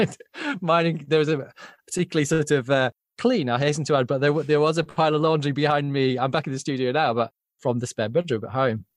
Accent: Yorkshire and the Humber, United Kingdom; I grew up in Yorkshire

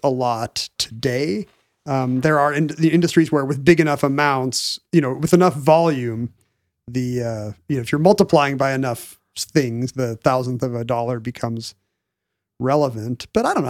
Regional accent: Seattle, Washington, United States; growing up in Seattle in the seventies and eighties

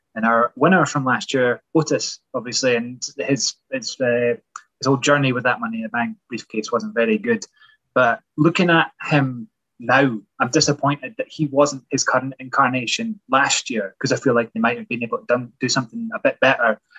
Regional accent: Edinburgh, Scotland, United Kingdom; I don't come from Glasgow. Uh, I come from Edinburgh

